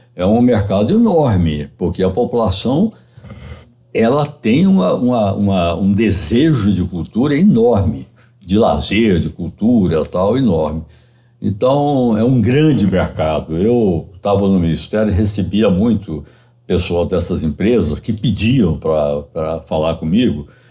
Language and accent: Portuguese; Minas Gerais, Brazil; Eu sou mineiro